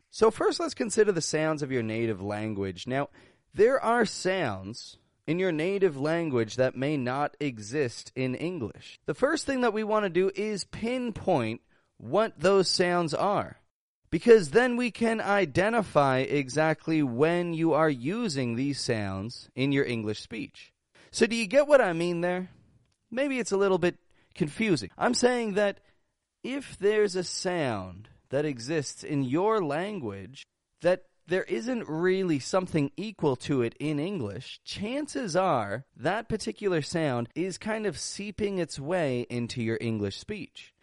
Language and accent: English; Toronto, Ontario, Canada; I'm an American accent coach from Toronto, Canada